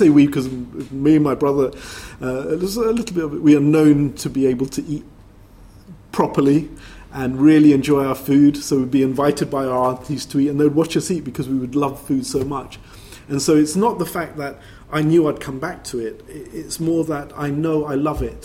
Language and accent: English; London, United Kingdom; growing up in Brixton, that culture is also my culture